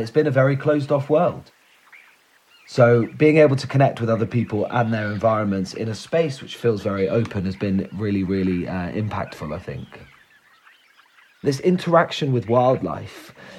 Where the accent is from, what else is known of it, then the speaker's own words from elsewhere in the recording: Somerset, South West England, United Kingdom; I grew up in Somerset, so I still work there